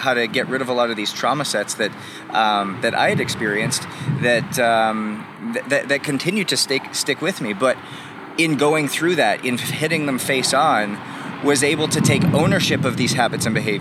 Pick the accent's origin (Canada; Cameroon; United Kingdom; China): Canada; as like a young kid growing up in Canada